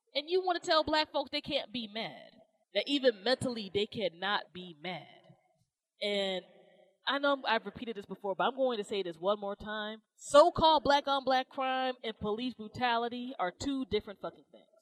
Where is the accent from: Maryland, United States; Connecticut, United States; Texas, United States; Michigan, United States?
Maryland, United States; Maryland's my home state